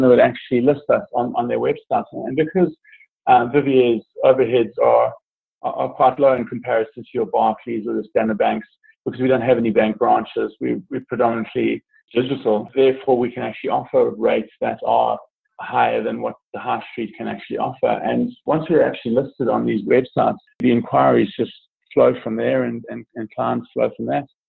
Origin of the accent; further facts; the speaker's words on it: South Africa; also born or lived in Italy / New Zealand; now in South Carolina, United States; originally a South African citizen, I grew up grew up in South Africa most of my life, uh, but have also lived in Italy uh, and New Zealand, and now live in the United States, uh, more specifically South Carolina.